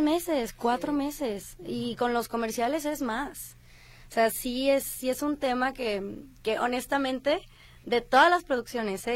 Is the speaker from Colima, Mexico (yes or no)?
yes; Colima, Mexico; now in Guadalajara, Mexico; yo realmente soy de Colima, pero he vivido aquí muchísimo tiempo